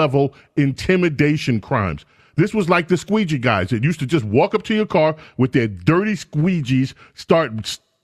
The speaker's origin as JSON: {"language": "English", "town": "New York City", "region": "New York", "country": "United States", "tie": "born or raised there", "said": "I grew up in Queens, bro. I grew up in 113, 115"}